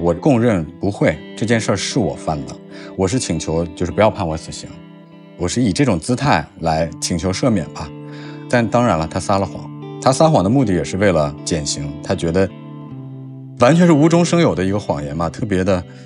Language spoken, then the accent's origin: Chinese; China; 我们中国人说杀人偿命